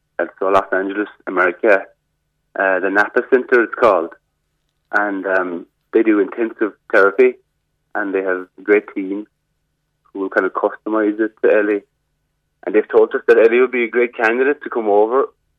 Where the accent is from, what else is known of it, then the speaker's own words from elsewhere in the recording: Cork, Munster, Ireland; moved away; I'm originally from Cork